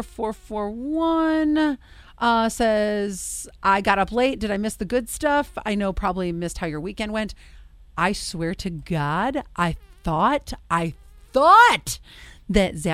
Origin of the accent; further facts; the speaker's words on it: Corning, the Heights, New York, United States; I was born in Corning and raised in the Heights